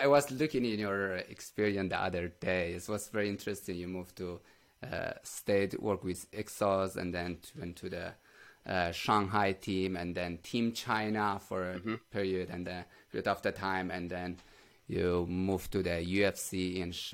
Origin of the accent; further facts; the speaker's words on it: Iran; I'm from Iran